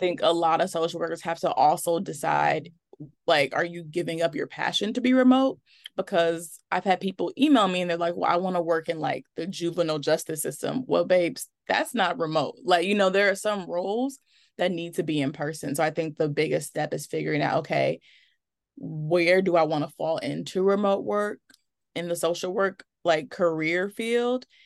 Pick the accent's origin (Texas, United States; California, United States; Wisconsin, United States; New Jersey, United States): Wisconsin, United States; Milwaukee; I am from Milwaukee, Wisconsin, which is where I currently live